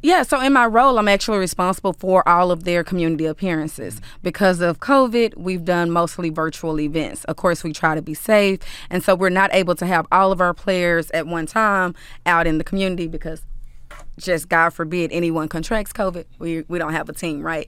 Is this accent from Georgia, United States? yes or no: no; Dallas, Texas, United States; I'm from Dallas. I'm from South Oak Cliff. So, I've benefited from those resources as a young child